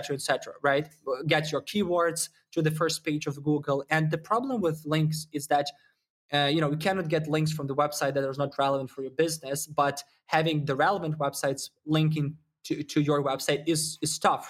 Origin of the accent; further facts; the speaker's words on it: Ukraine; I'm originally from Ukraine, so you probably got the accent